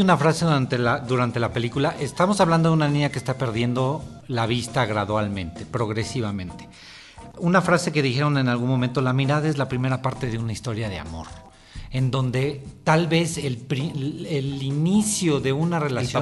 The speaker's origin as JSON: {"language": "Spanish", "country": "Mexico", "said": "nosotros mismos como mexicanos"}